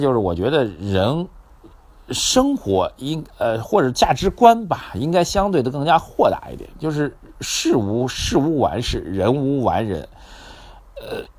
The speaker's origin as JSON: {"language": "Chinese", "country": "China", "said": "就是可能会让我们中国人觉得比较晦涩一点"}